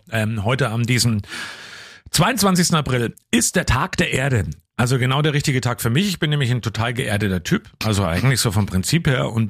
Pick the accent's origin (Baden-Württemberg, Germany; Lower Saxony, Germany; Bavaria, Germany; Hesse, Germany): Bavaria, Germany; Coburg; bei uns damals, wo wir aufgewachsen sind in Coburg-Neusses, Glenter Straße, da waren wir eben auch mal dann am Wochenende an so einer Baustelle unterwegs spielen.